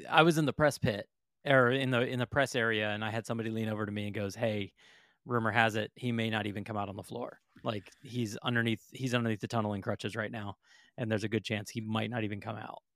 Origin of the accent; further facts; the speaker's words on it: Florida, United States; I come from Florida